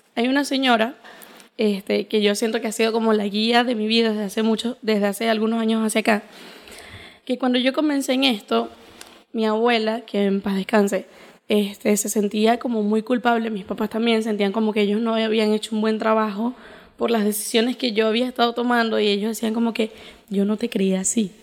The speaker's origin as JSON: {"language": "Spanish", "country": "Venezuela", "tie": "born or raised there", "said": "yo nací aquí en Venezuela en el 2000"}